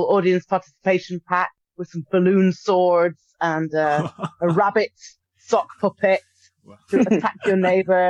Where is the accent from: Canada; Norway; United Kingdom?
United Kingdom; as a British person